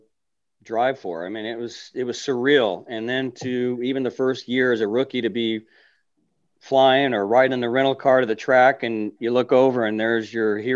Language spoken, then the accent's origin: English; California, United States; as a kid growing up in California